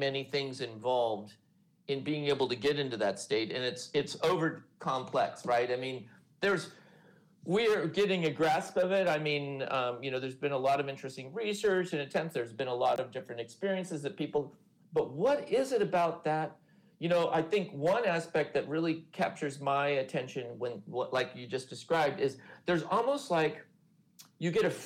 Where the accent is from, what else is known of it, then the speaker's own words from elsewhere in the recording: California, United States; I grew up in California surf culture in the 70s